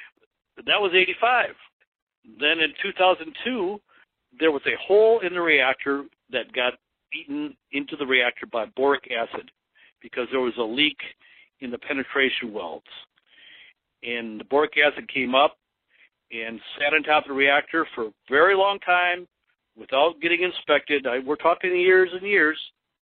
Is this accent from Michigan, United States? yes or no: yes; Monroe, Michigan, United States; I am from Monroe, Michigan, and we have a reactor here